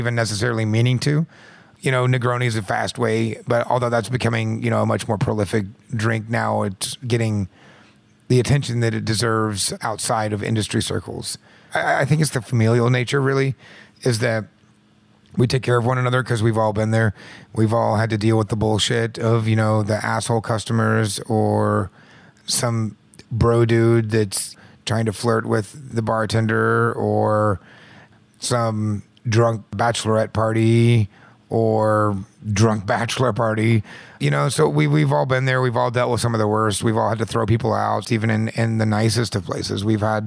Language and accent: English; Midwest, United States; I'm from the Midwest